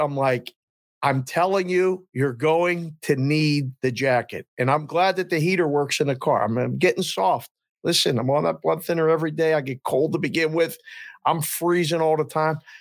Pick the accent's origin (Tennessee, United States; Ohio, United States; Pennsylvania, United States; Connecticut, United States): Pennsylvania, United States; Pittsburgh; now in Las Vegas, United States; I'm from Pittsburgh and I I was seven in in uh, in '78